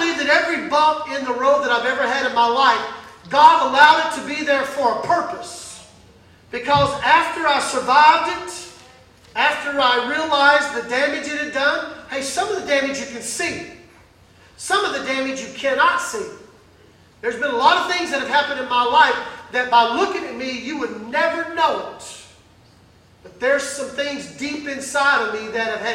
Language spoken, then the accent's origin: English; Mississippi, United States; I grew up in Mississippi.